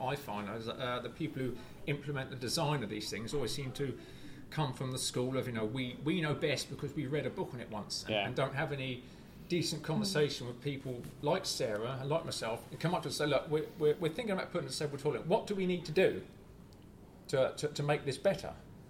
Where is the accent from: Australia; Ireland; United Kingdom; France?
United Kingdom; We're British. We don't say toilet.